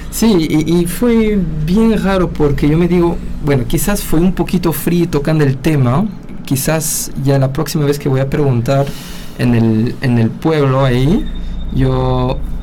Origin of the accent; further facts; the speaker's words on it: Peru; soy peruano